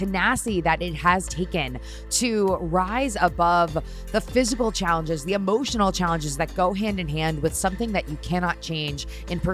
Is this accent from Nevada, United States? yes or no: no; Connecticut, United States; I grew up in Connecticut. I spend most of my time in the Northeast.